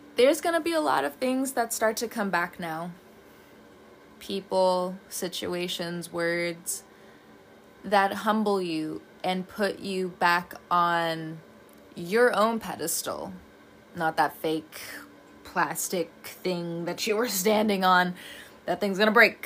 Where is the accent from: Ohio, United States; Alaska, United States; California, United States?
California, United States; moved away; also born or lived in the South (US); I'm from California, the one version of California. I get it, but I've also lived in the South for a very long time